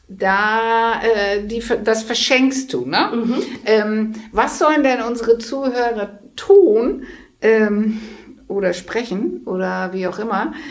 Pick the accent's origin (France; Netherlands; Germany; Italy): Netherlands; bin eine Holländerin.